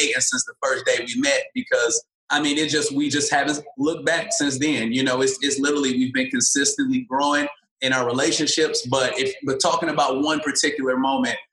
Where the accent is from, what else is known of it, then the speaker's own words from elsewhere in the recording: Detroit, Michigan, United States; moved away as an adult; also born or lived in Springfield, Illinois / Inkster, Michigan / Ohio; now in Los Angeles, United States; born in Springfield, Illinois, if you want to start back that far. But I was raised in Detroit, Michigan and Inkster, Michigan